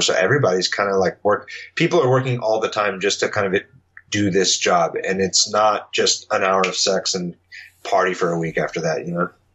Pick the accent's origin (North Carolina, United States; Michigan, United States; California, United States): California, United States; San Diego; moved away as an adult; now in Los Angeles, United States; I grew up in San Diego in the punk scene in the early 2000s